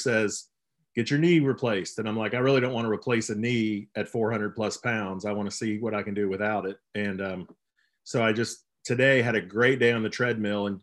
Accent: Columbus, Ohio, United States; also born or lived in Lexington, Kentucky; I'm from Columbus, Ohio, and we lived in Lexington until 2003, and we moved back to Westerville

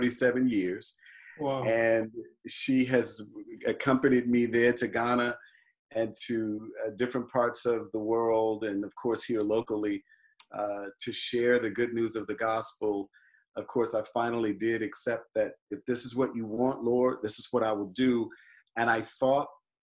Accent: Virginia, United States; moved away; a young person growing up in the Baptist faith in Virginia

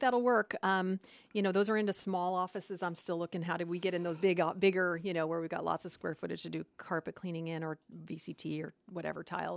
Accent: Phoenix, Arizona, United States; moved away; I was from Phoenix and just wanted to go back

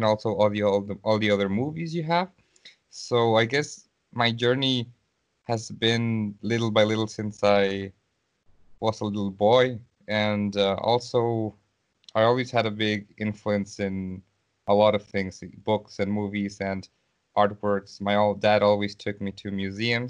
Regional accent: Mexico; moved away as an adult; also born or lived in St. Petersburg, Russia; now in Russia; I am not in my country. I am from Mexico, so right now I am in Russia.

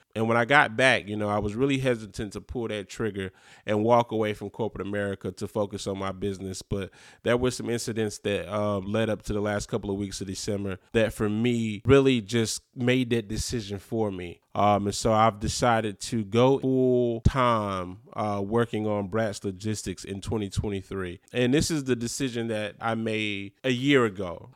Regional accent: Eastern North Carolina, United States; growing up in Eastern North Carolina in a small city

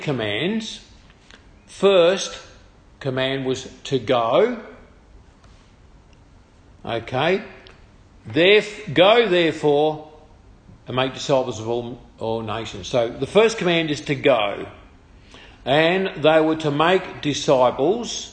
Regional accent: Tasmania, Australia; now in Maryborough, Australia; I come from Tasmania

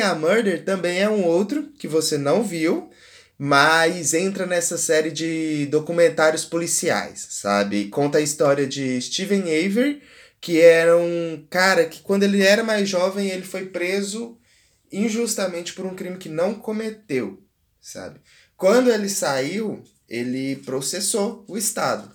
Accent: Brazil; como brasileiro

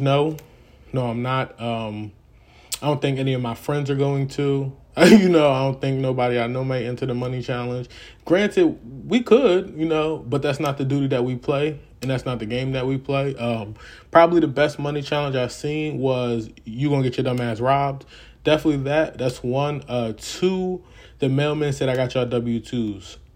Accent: the North, United States; As a Northerner

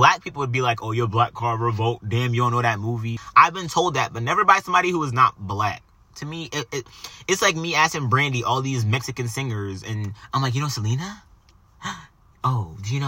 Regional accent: Jamaica; I'm Jamaican

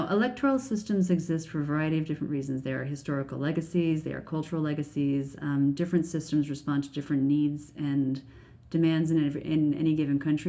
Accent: United States; now in Canada; as an American in Canada

